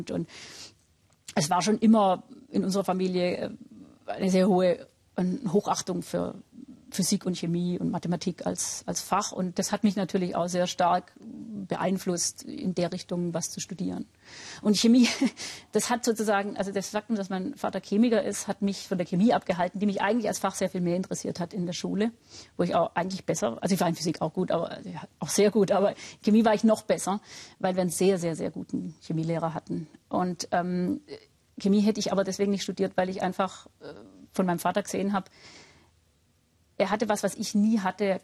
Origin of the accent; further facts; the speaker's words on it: Baden-Württemberg, Germany; Also ich bin ja auch aus Württemberg stammend, kriegt man immer so ein gewissen pietistischen äh, Grundton